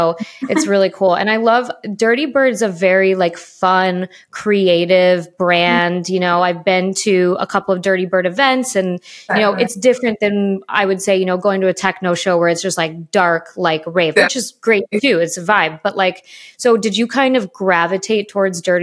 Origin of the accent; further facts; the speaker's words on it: Chicago, Illinois, United States; also born or lived in Florida; growing up in Chicago because of the weather makes you tough